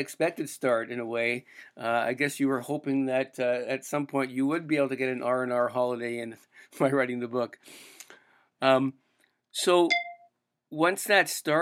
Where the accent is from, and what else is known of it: Canada